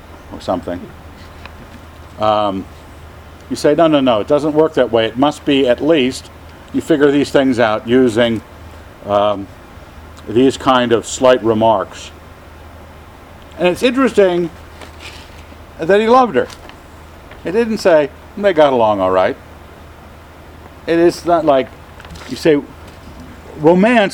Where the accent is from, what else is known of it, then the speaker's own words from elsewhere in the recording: Scotland, United Kingdom; I'm a Scot